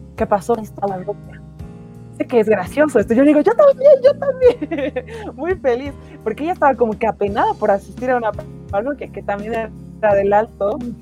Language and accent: Spanish; El Alto, La Paz, Bolivia; yo soy del Alto, yo vivo en una parroquia